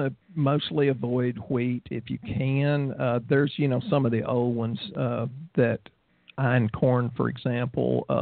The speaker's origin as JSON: {"language": "English", "region": "the South", "country": "United States", "said": "We're from the South, so we eat a lot of pecan oil and walnut oil and a lot of butter"}